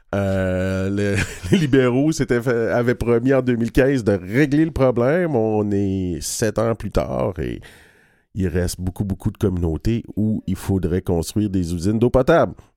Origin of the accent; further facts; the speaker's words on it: Odanak, Quebec, Canada; quand j'étais jeune, j'habitais à Oudanac